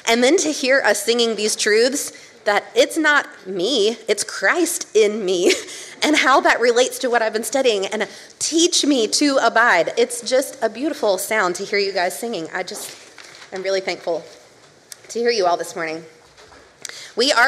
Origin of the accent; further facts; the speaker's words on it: Columbia, South Carolina, United States; moved away as an adult; now in Greenville, United States; I am from Columbia, South Carolina, the capital right in the middle of the Triangle State. And I lived in the same house from when I was 3 years old